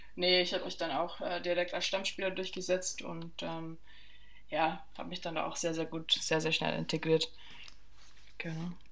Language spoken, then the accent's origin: German; southern Bavaria, Germany; ich bin ja im Süden von Bayern aufgewachsen